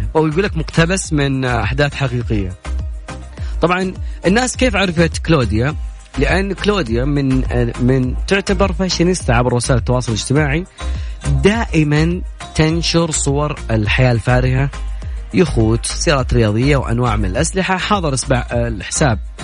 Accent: Najd, Saudi Arabia; في عندنا بنجد

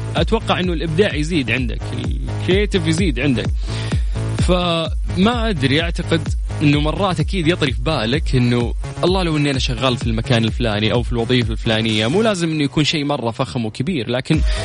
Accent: Saudi Arabia; عندنا في السعودية

